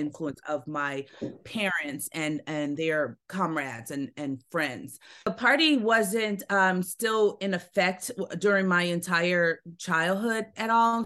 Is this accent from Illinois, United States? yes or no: yes; Chicago, Illinois, United States; also born or lived in Altgeld Gardens, Chicago; we moved from Augale to, um, to Roseland, so that's really where I spent the majority of my childhood.